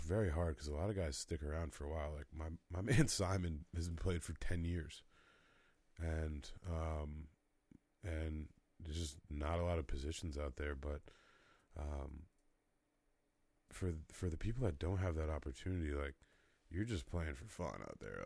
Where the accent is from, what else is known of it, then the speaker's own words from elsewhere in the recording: Rhode Island, United States; I grew up in Rhode Island, got to watch him when I went to MB, Moses Brown, across the street from Brown University